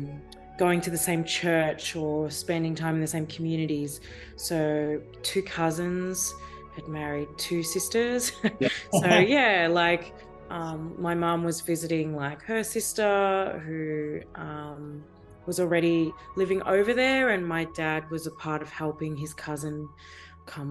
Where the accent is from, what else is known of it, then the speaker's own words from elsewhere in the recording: Geelong, Victoria, Australia; now in Melbourne, Australia; I was born in Geelong, which is Wathaurong country and the east southeast coast.